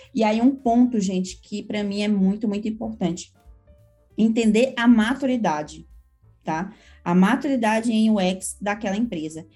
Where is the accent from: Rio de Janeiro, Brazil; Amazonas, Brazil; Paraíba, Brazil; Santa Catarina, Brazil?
Amazonas, Brazil; Manaus; moved away as an adult; now in São Paulo, Brazil; sou manauara, né, mas que mora em São Paulo já tem 11 anos